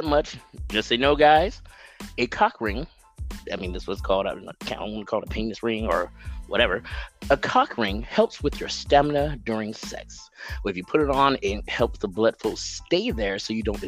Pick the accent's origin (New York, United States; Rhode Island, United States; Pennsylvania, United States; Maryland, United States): Pennsylvania, United States; Pittsburgh; moved away as an adult; also born or lived in Japan; now in Atlanta, United States; I grew up in Pittsburgh, kind of had a little stint in Japan, you know, where I learned some things, military kid